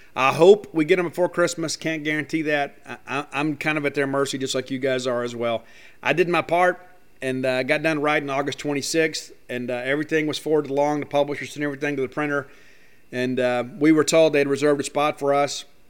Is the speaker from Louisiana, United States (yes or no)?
no; South Mississippi, United States; I grew up in South Mississippi